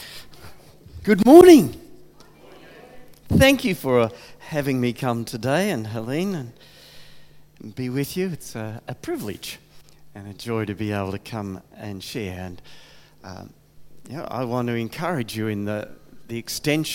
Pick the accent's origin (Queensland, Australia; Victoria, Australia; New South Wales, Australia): Victoria, Australia; Geelong; also born or lived in Adelaide, Australia / Crystal Brook, Australia; now in Colac, Australia; We grew up around Geelong and got married in Geelong